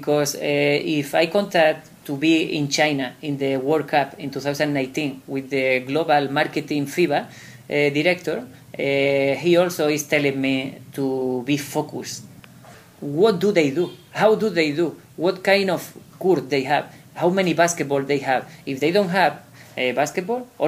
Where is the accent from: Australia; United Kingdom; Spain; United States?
Spain; I am coming from Spain to South Africa and then all the way to Norway and come back to Spain